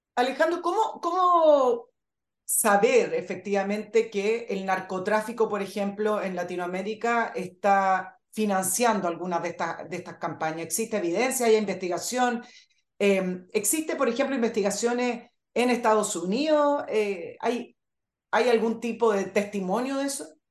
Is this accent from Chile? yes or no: yes; Chile; en mi país